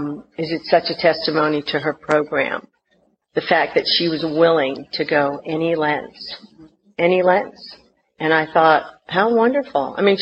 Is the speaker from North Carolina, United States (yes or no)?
yes; North Carolina, United States; born there; I was born in North Carolina, and I had a real thick accent.